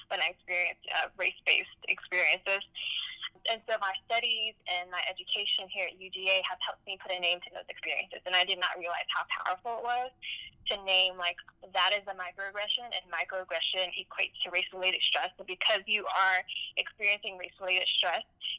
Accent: Birmingham, Alabama, United States; now in Athens, United States; I grew up in Birmingham, Alabama

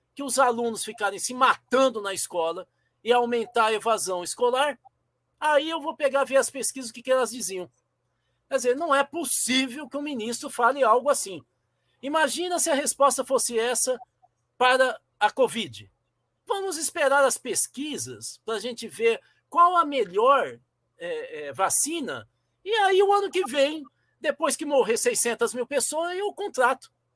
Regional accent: Brazil; eu sou educador e eu sou brasileiro

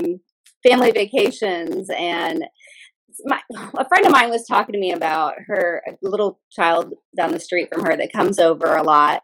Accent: Louisville, Kentucky, United States; that's where I'm from

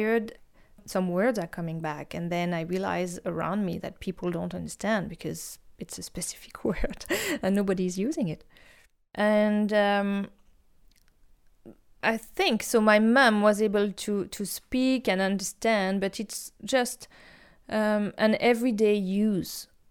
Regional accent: Lorraine, Grand Est, France; accent: Lorraine; English is a second language; moved away as an adult; also born or lived in Paris, France; now in Victoria, Canada; I was born in Lorraine. It's in the northeast of France, at the border with Belgium and Luxembourg. Then I moved, when I was 20, I moved to Paris

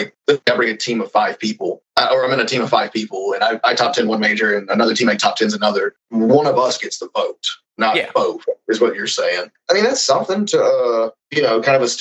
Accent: United States; as an American

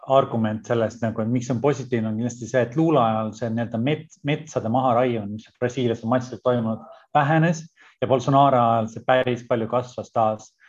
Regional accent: Estonia; moved away; kuna me oleme nüüd mõlemad Eestist ära

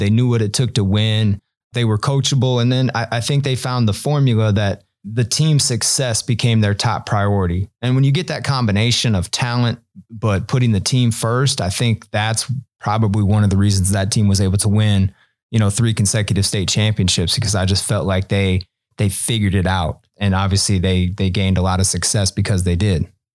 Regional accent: Omaha, Nebraska, United States; I'm, you know, pretty much a lifelong Omaha resident. Most of my childhood, um, I lived on about fiftieth and Center

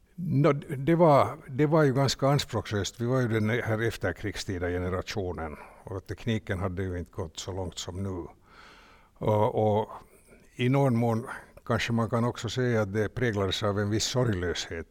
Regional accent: Finland; Vi var två från Finland

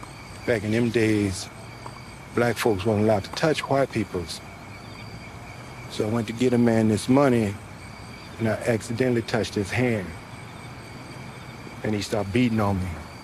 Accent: Shreveport, Louisiana, United States; When I was a little boy, I grew up in Shreveport.

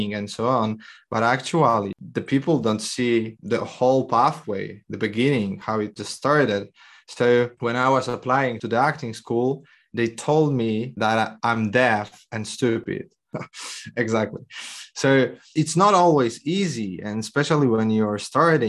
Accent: Poland; I'm from Poland

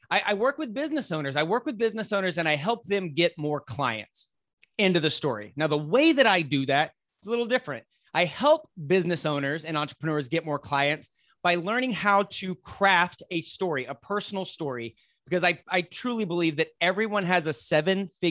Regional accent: Lubbock, Texas, United States; Lubbock. I grew up in Lubbock.

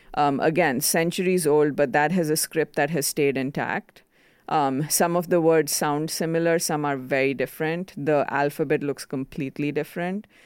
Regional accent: India; first language Konkani; English is a second language; moved away; I grew up in India, which is a much more conservative society

